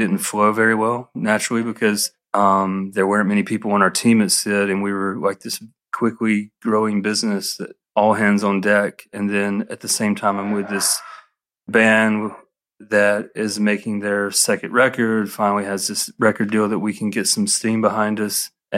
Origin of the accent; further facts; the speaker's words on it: Alabama, United States; moved away as an adult; now in Atlanta, United States; I grew up in Alabama